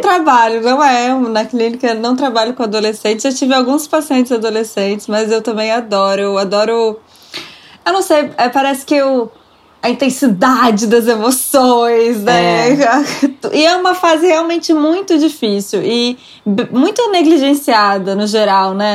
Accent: Brasília, Federal District, Brazil; Em Brasília, a gente é de Brasília tem essa coisa do rock

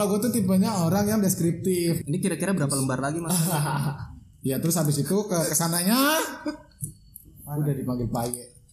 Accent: Jakarta, Indonesia; dari kecil jadi gue di Jakarta uh, jadi gue udah kebiasaan di sono apa ya gimana ya gue main di sono uh, kebiasa sama orang-orang sono logatnya

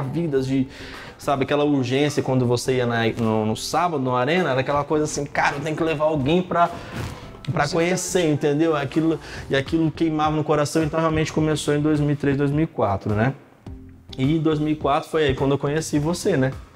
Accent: Carmo do Rio Claro, Minas Gerais, Brazil; moved away as an adult; also born or lived in São Paulo; quando eu tinha 14 para 15 anos, lá no interior de, de Minas Gerais, cidade chamada Carmo do Rio Claro

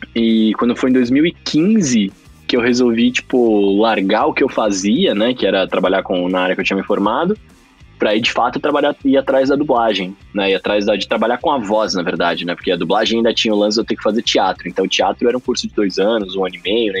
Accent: São Paulo, Brazil; also born or lived in Rio de Janeiro; eu nasci em São Paulo, depois eu fui morar no Rio de Janeiro um tempo, morei três anos lá. Aí voltei para São Paulo, e aí tô aqui desde então. Já moro aqui desde que eu tenho acho que 8, 9 anos de idade

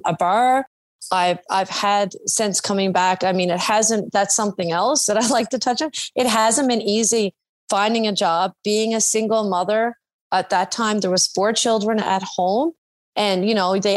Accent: Dunville, Newfoundland and Labrador, Canada; moved away as an adult; also born or lived in France; I grew up here in Newfoundland, Dunville, Placentia Bay, and at the young age of 21, packed up and moved to France. I lived there for almost 20 years. I moved back for my 40th birthday

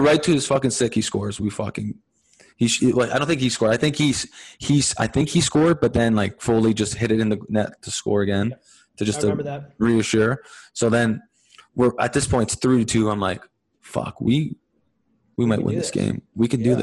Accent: Montreal, Quebec, Canada; growing up in Montreal

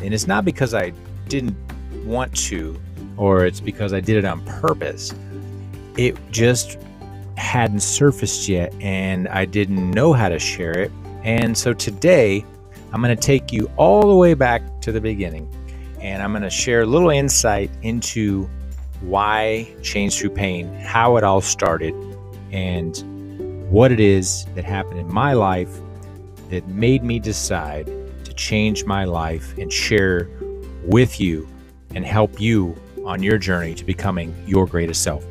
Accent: Austin, Texas, United States; I grew up in Austin, Texas in the eighties, born in the seventies

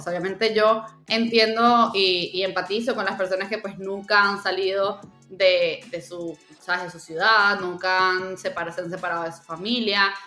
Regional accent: Venezuela; moved away; also born or lived in Cancún, Mexico / Mexico City, Mexico; yo nací en Venezuela, luego me mudé a México, me mudé primero a Cancún, luego me fui a Ciudad de México

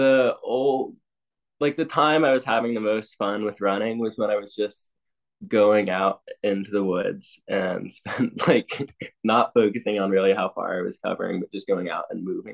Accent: Ithaca, New York, United States; I grew up in Ithaca with parents that were runners

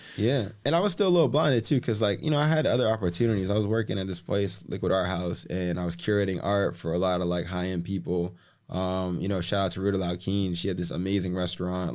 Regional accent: Boston, Massachusetts, United States; now in Miami, United States; I wasn't from New York, I was from Boston

